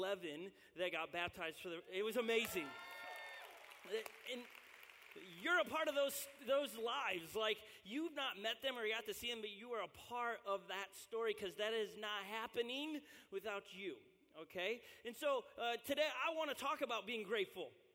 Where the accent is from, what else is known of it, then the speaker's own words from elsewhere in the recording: Illinois, United States; moved away as an adult; I grew up in Illinois